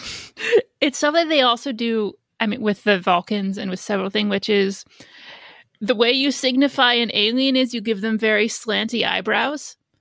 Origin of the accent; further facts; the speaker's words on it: Indiana, United States; now in New York City, United States; I grew up in Indiana where you sort of do need a car